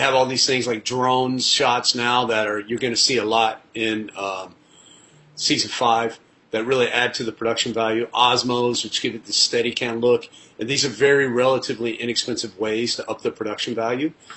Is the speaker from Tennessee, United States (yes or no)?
yes; Nashville, Tennessee, United States; also born or lived in Colombia / Los Angeles; now in New York City, United States; Nashville, my hometown or close to my hometown